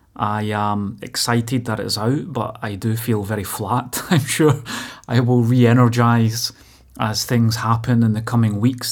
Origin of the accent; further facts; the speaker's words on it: Motherwell, Scotland, United Kingdom; growing up in Motherwell